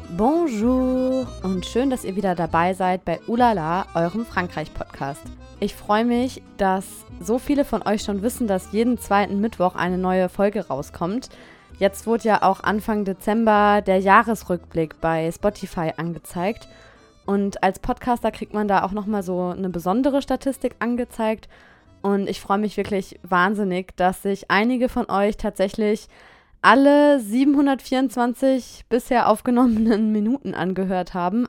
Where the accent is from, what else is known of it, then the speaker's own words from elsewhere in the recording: Germany; moved away as an adult; now in France; als Deutscher oder als Deutsche